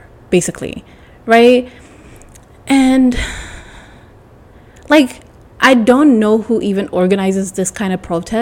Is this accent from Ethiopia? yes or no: yes; Ethiopia; I'm from Ethiopia